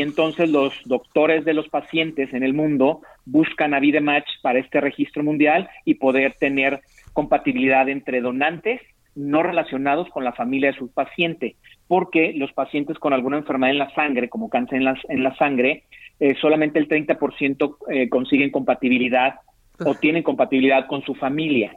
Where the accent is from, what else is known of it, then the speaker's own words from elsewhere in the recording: Mexico; nuestra diversidad étnica como mexicanos